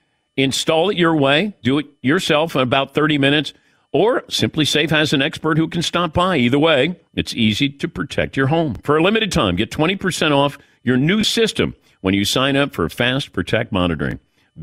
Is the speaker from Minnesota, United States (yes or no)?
no; Ohio, United States; Well, it's because I grew up in Ohio and we have the Ohio State.